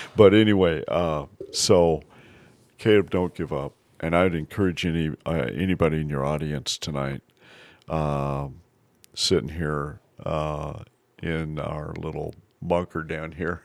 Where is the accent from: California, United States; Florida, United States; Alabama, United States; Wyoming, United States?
Wyoming, United States; Basin; I grew up in Basin, Wyoming.